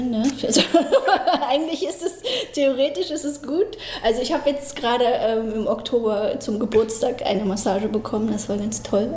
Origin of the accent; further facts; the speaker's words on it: Berlin, Germany; Also geboren in äh, Lichtenberg und dann habe ich erstmal äh, die ersten sechs Jahre in Marzahn im Hochhaus.